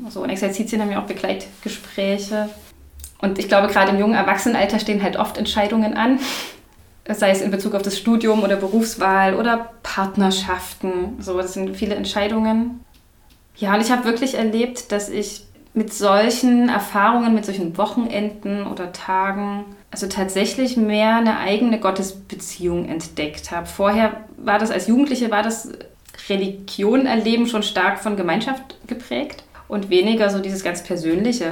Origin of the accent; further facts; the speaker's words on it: Chemnitz, Saxony, Germany; now in Dresden, Germany; Ich bin ja, gebürtig aus Chemnitz, lebe jetzt schon länger in Dresden